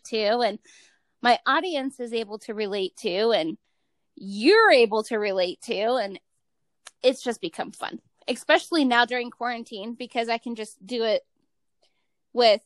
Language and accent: English; Cleveland, Ohio, United States; moved away as an adult; now in Utah, United States; I'm from Cleveland, Ohio, which is like a regular town